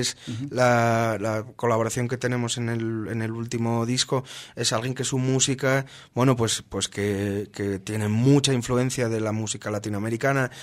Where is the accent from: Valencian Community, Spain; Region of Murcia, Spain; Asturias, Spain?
Asturias, Spain; nosotros somos somos asturianos eh, tenemos el mar muy presente, eh, es, una, es una comunidad de España